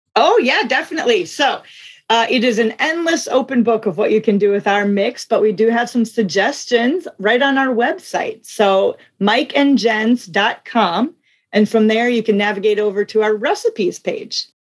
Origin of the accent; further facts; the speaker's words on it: South Dakota, United States; now in Duluth, United States; I actually grew up in South Dakota, but right now I live in Duluth, Minnesota